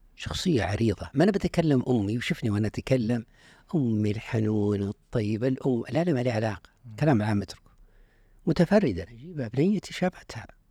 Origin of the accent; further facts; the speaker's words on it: Unaizah, Al-Qassim, Saudi Arabia; moved away as an adult; also born or lived in Riyadh; من عنيزة